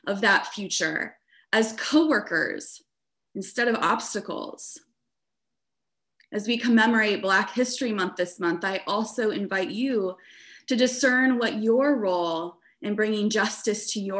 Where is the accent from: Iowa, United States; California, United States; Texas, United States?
Iowa, United States; a suburb of Des Moines; now in Chicago, United States; I grew up in Iowa in a suburb of Des Moines, a very white suburb